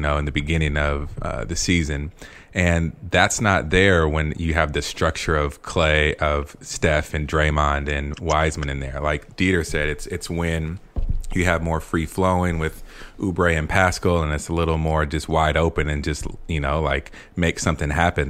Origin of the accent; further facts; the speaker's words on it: California, United States; moved away; also born or lived in Chicago; I'm from California.